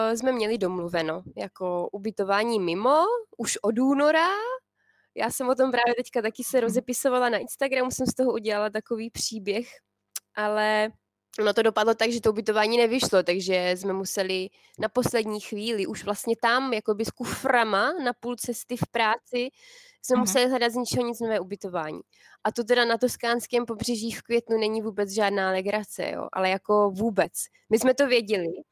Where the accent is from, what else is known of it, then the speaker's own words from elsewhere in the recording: Czechia; now in Italy; my Češi